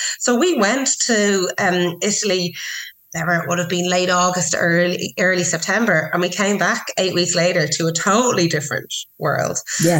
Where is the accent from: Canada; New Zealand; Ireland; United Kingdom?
Ireland; Portmarnock, Leinster; now in Kildare, Ireland; I grew up in Portmarnock and I now live in Kildare.